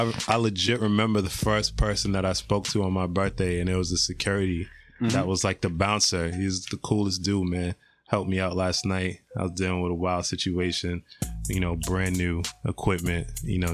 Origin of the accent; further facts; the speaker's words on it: Boston, Massachusetts, United States; also born or lived in Quincy / Florida; I'm born in Boston. I am from Boston. Grew up in a bunch of different neighborhoods